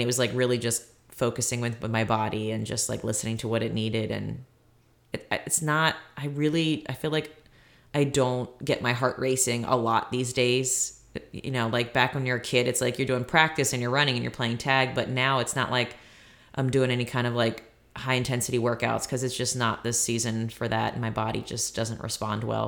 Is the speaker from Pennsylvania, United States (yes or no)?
no; Maryland, United States; now in Virginia, United States; I did go back to Maryland, my hometown